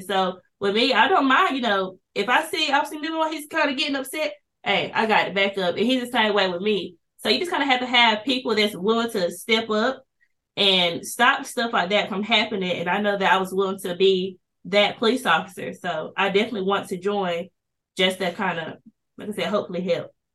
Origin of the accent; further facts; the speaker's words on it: Kinston, North Carolina, United States; I'm also from Kinston, North Carolina, born and raised here